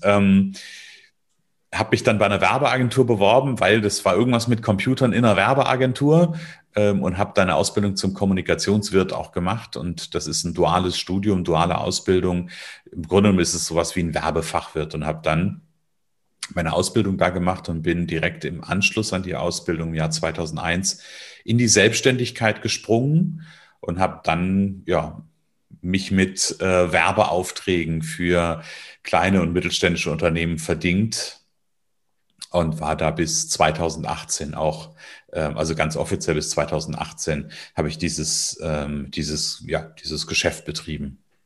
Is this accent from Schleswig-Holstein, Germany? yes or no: no; Northern Hesse, Germany; Ich bin aufgewachsen in Nordhessen, also ich wohne ja auch heute immer noch in Nordhessen in der Nähe von Kassel